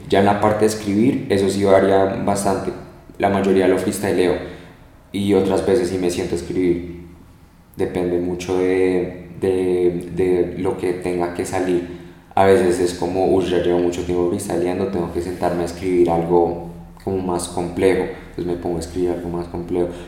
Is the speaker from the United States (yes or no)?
yes; United States; hoy pues que yo soy americano, entonces como mi papá siempre me habla en inglés, mi papá es americano al 100, y entonces tengo como el lenguaje en mí, hablo inglés perfecto